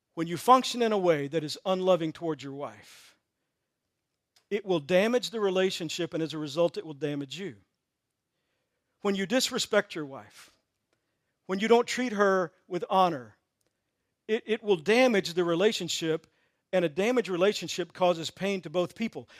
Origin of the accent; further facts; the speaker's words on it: Texas, United States; I grew up in Texas